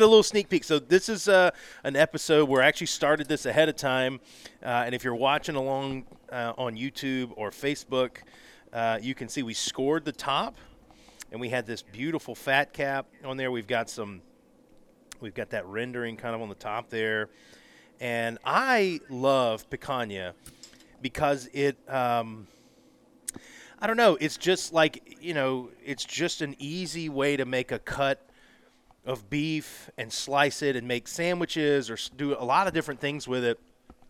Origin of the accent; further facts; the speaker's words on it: Southern US, United States; So I'm from the South, right? And so I get some strange looks sometimes